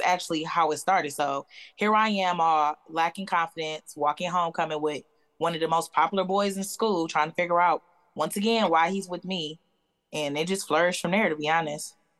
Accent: Detroit, Michigan, United States; moved away as an adult; I'm originally from Michigan, from Detroit.

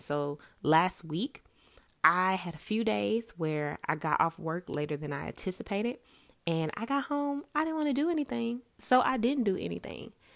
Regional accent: Memphis, Tennessee, United States; moved away as an adult; I was born and raised in Memphis, Tennessee

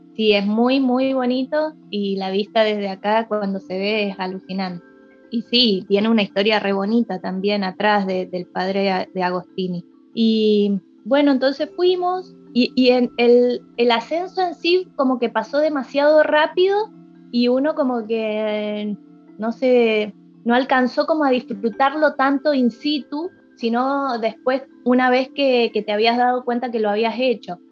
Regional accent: Mendoza, Argentina; yo soy mendocina

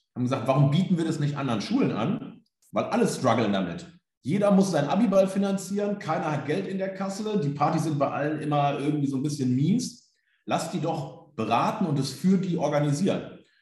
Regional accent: Germany; wo ich herkomme, eher ländlich, so Bückeburg, Minden, Westfalen, irgendwo zwischen Bielefeld

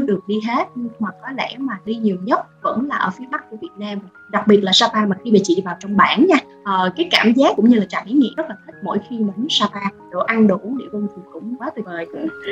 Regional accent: Ho Chi Minh City, Vietnam; bản thân chị sinh ra và lớn lên ở Sài Gòn

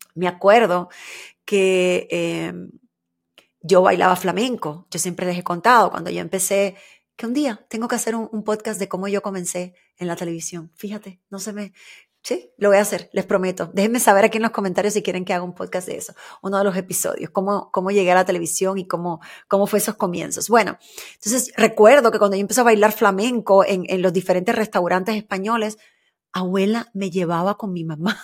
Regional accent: Havana, Cuba; el barrio donde yo nací, donde me crié, en Luyano, ahí en Cuba

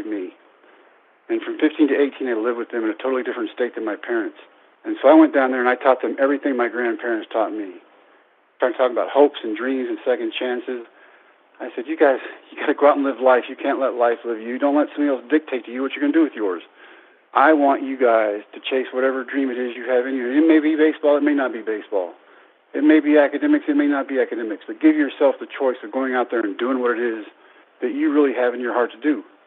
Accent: Brownwood, Texas, United States; my hometown of Brownwood

